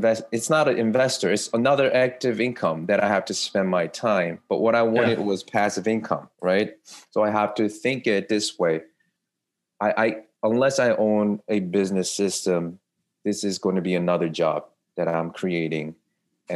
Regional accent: New York, United States; I'm from New York

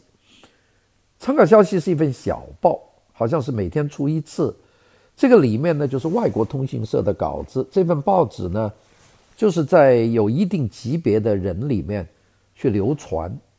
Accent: Guangdong, China; 我是在广东长大的

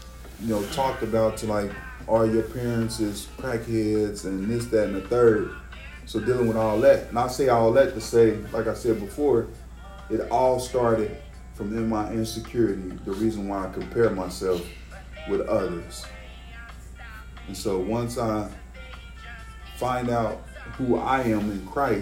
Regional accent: Cincinnati, Ohio, United States; I grew up in Wind Terrace, you know, it's one of the hoods around in Cincinnati, and I grew up in Lincoln Heights and a few other hoods

